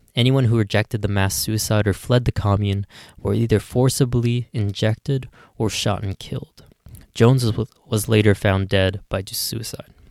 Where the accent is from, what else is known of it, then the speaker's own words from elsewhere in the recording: Ottawa, Ontario, Canada; here in my hometown of Ottawa